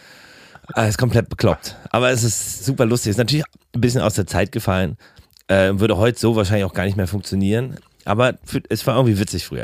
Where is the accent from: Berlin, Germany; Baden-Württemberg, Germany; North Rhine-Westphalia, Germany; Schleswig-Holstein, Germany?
Berlin, Germany; wenn ich mich nach Karlshorst fahre. Äh, so, wo ich, wo ich aufgewachsen bin